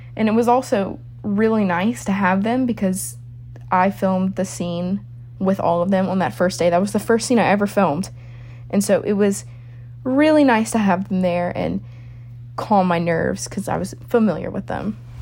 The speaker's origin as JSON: {"language": "English", "town": "New Orleans", "region": "Louisiana", "country": "United States", "said": "I'm from New Orleans, Louisiana"}